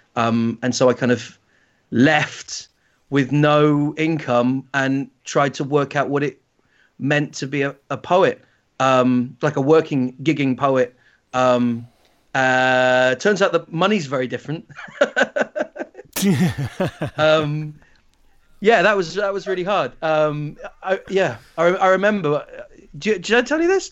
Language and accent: English; Shetland Islands, Scotland, United Kingdom; I grew up in the Shetland Islands